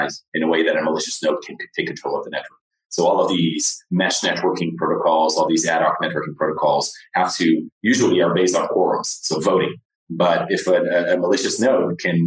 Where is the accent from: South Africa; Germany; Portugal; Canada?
Portugal; moved away as an adult; also born or lived in United States / Lisbon, Portugal; now in San Francisco, United States; I was actually born in the U.S., but I went back when I was 3. But I grew up in Portugal. All my education was in Portugal